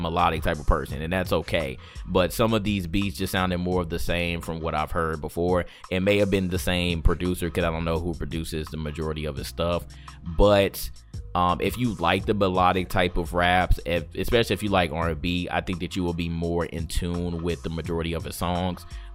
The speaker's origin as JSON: {"language": "English", "town": "St. Louis", "region": "Missouri", "country": "United States", "said": "I'm from St. Louis"}